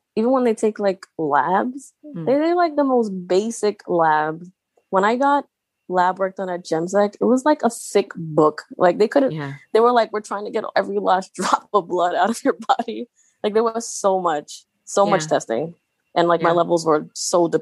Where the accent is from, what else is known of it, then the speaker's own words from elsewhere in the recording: New York City, New York, United States; moved away; also born or lived in North Jersey; I grew up in Staten Island